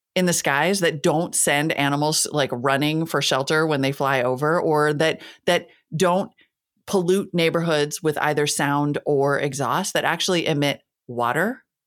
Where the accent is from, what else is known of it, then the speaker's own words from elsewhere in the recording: Northern Plains, United States; also born or lived in Montana / North Dakota; I'm from the Northern Plains, right? I grew up in Montana and North Dakota.